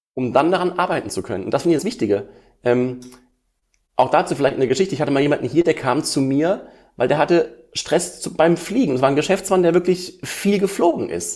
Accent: Essen, North Rhine-Westphalia, Germany; ich komme aus Essen

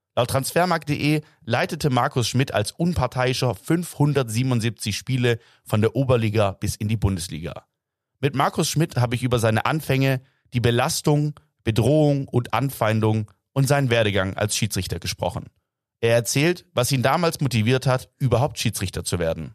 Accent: Stuttgart, Baden-Württemberg, Germany; als gebürtiger Stuttgarter und jahrelanger Kicker beim SV

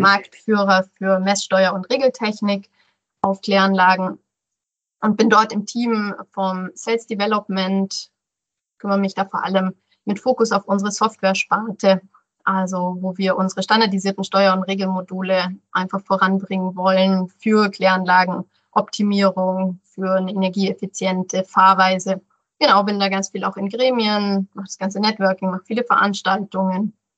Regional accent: Rosenheim, Bavaria, Germany; also born or lived in Allgäu / Landshut; Ich bin in Rosenheim aufgewachsen

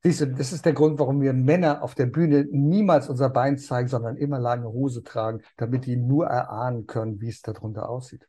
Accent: Germany; hier bei uns in Deutschland

